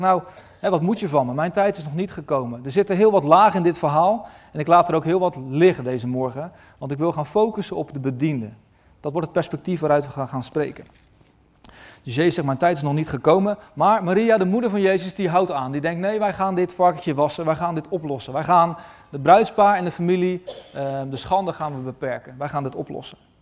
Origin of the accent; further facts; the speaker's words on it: Westland, South Holland, Netherlands; In het Westland, waar ik vandaan kom